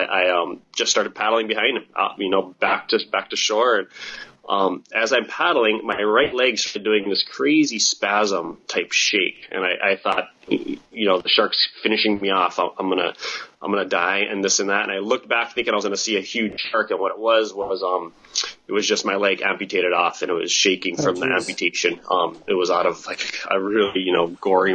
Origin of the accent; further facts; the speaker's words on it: Kauai, Hawaii, United States; also born or lived in New Zealand; I was born and raised here on Kauai